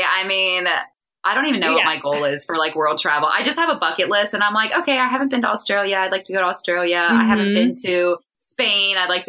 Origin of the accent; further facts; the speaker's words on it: East Coast, United States; Yeah, I'm from the East Coast where there's a lot of trees and it's very dense and mountainous.